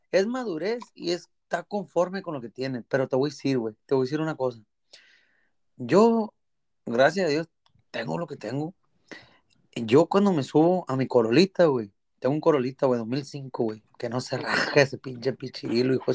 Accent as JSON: {"language": "Spanish", "town": "Culiacán", "region": "Sinaloa", "country": "Mexico", "said": "Soy, soy de la Loma Rodriguera, a, o sea, Culiacán, Sinaloa."}